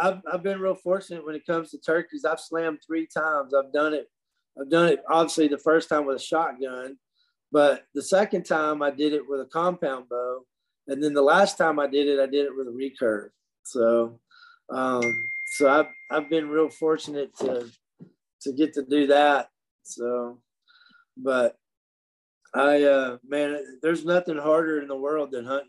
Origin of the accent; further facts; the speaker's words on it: Dixon, United States; my hometown in Dixon